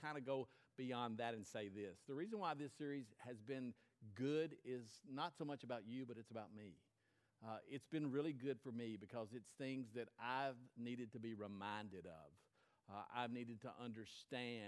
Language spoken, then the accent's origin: English; United States; I was from the United States of America